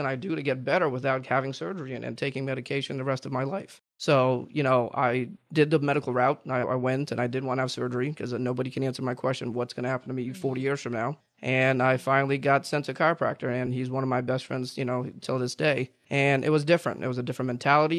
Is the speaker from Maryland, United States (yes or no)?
no; Jupiter, Florida, United States; also born or lived in Virginia; I grew up here in Jupiter, Florida